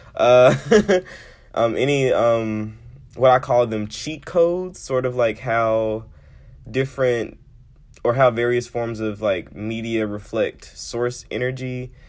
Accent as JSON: {"language": "English", "town": "Memphis", "region": "Tennessee", "country": "United States", "said": "I am from Memphis"}